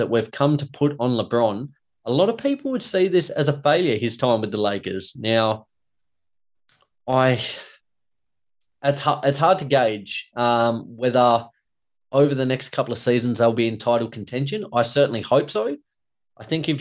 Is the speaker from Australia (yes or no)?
yes; Australia; myself, as an Aussie